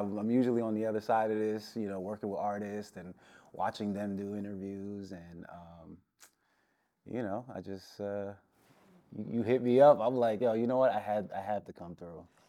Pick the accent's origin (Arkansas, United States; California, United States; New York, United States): New York, United States; New York City; also born or lived in Brooklyn, New York / Washingtonville, New York; I was born in Brooklyn. I lived in Queens for, like, thirteen years and, uh, around seventh, eighth grade, my, uh, my family, we moved upstate New York